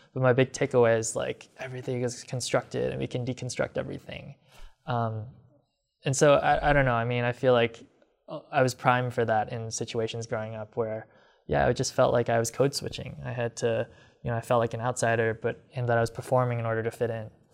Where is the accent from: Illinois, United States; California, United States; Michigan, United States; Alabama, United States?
Illinois, United States; Rockford; when I was growing up in Rockford